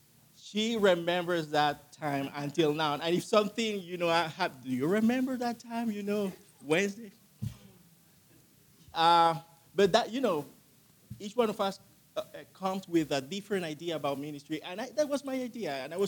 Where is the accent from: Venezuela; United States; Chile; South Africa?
Chile; also born or lived in Colombia / Argentina; I'm originally from Colombia, South America. I grew up in Chile. My dad, my mom, they were missionaries down there. And then we moved to Argentina.